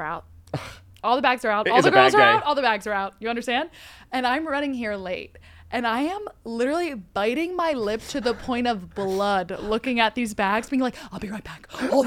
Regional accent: Jersey Shore, New Jersey, United States; now in New York City, United States; I'm from the Jersey Shore.

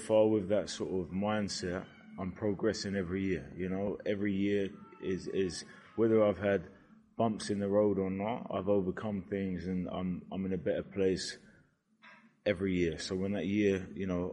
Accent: Brighton, South East England, United Kingdom; Brighton, my hometown

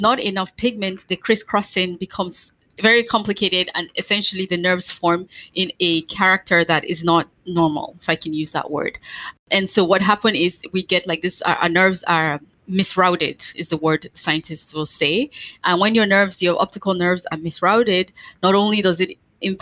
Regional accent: Nigeria; I'm black, I'm from West Africa, but I have white skin

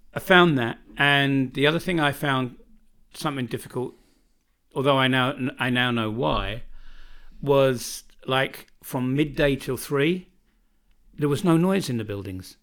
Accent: United Kingdom; born or raised there; moved away as an adult; now in Čardačani, Bosnia and Herzegovina

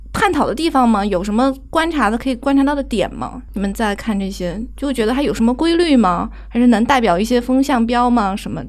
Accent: China; 我们中国人现在已经很欧洲化了

